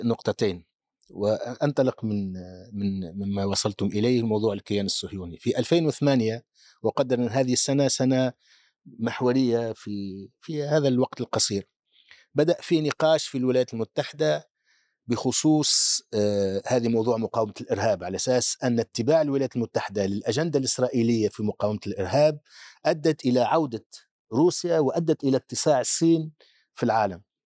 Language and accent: Arabic; Tunisia; عندنا في تونس